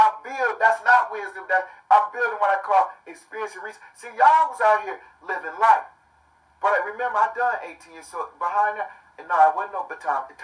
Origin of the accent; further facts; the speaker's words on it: United States; I'm from America